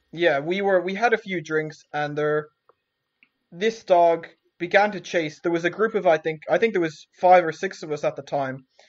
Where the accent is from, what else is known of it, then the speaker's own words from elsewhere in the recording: southwest coast of Ireland, Munster, Ireland; I grew up in a small uh, village in the southwest coast of Ireland